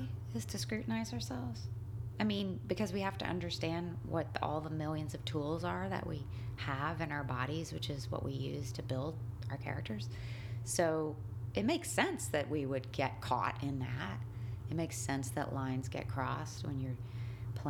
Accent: the South, United States; now in New York, United States; I grew up in the South

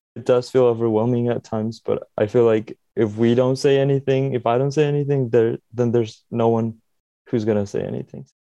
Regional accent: Mexico City, Mexico; now in Sebastopol, United States; I was born in Mexico City

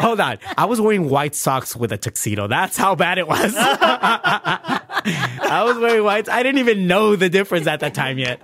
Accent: Bell Gardens, California, United States; also born or lived in Pico Union, Los Angeles; I grew up in Bell Gardens

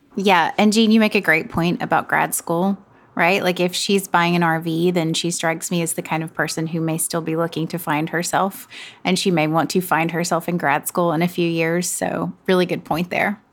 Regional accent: the South, Southern United States, United States; accent: Southern; now in New York City, United States; I definitely use my Southern accent

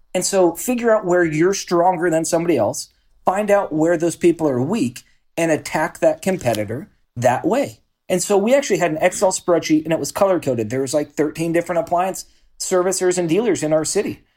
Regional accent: Salem, Oregon, United States; born and raised in Salem, Oregon

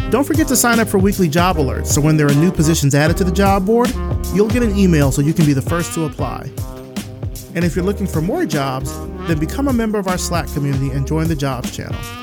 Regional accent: Selma, Alabama, United States; I'm I'm from Selma

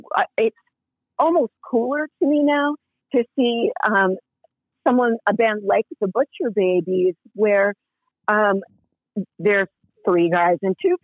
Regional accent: Massachusetts, United States; I'm also from Massachusetts. You know, I grew up.

